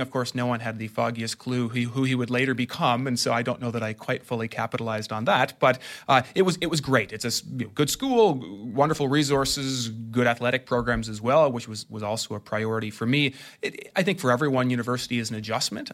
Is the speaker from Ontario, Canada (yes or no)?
yes; Ottawa, Ontario, Canada; I'm from Ottawa